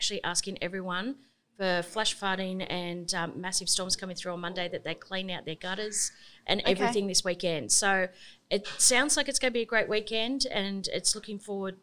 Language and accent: English; Gymea, New South Wales, Australia; I come from Gaimere